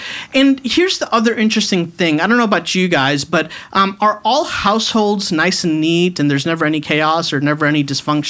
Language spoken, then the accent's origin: English; Chicago, Illinois, United States; now in Charlotte, United States; Yeah, I am Indian, but I was actually born in Chicago.